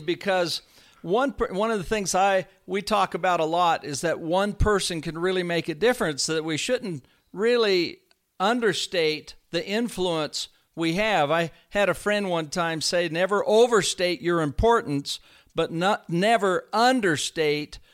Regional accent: Northern California, United States; I was raised in the Northern California area

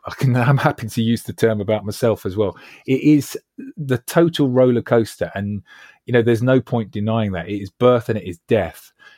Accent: Acton, London, United Kingdom; And I'm a lad from Acton Shepherd's Bush, you know

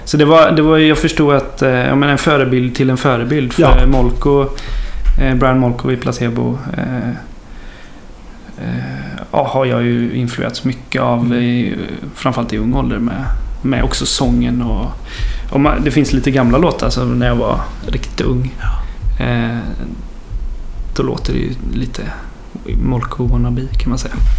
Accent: Horred, Västra Götaland, Sweden; moved away as an adult; also born or lived in Kinna; now in Gothenburg, Sweden; Jag är uppvuxen i Marks kommun men inte i Kina

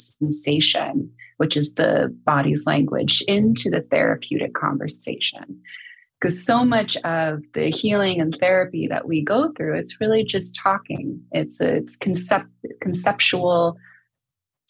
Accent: San Francisco, California, United States; also born or lived in Napa Valley; I'm born and raised in San Francisco

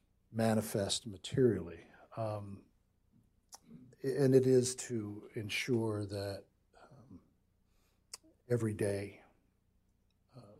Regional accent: Fayetteville, North Carolina, United States; My wife and I grew up in Fayetteville, North Carolina, sitting underneath Fort Bragg

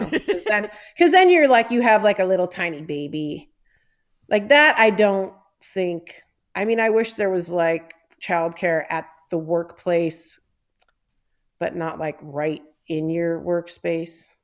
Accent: Detroit, Michigan, United States; of Detroit, from Down River

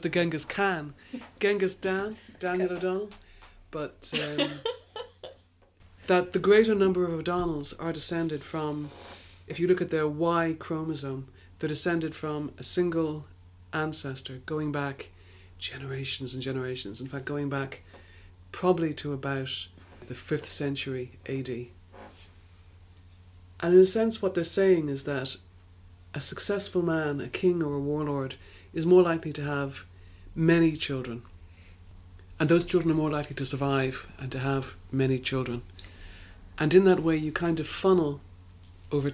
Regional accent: Ireland

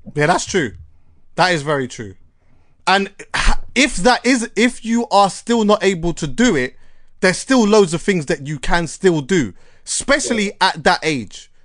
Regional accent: Jamaica; as a Jamaican

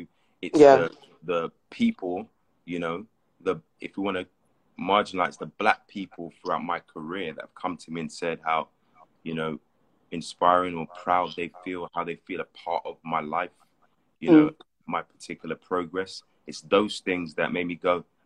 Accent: London, United Kingdom; moved away as an adult; now in Los Angeles, United States; I grew up in Hackney for a bit, and then North London, spent a lot of time in South London.

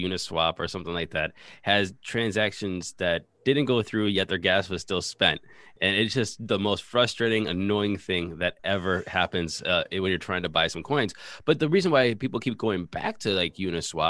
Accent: United States; I am American

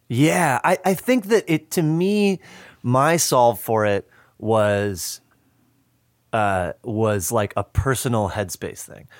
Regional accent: just outside of Madison, Wisconsin, United States; moved away; I grew up just outside of Madison

